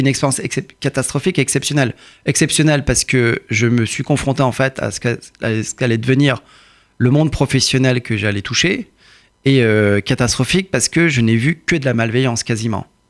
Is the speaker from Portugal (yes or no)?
no; Courbevoie, Île-de-France, France; born or raised there; also born or lived in Iran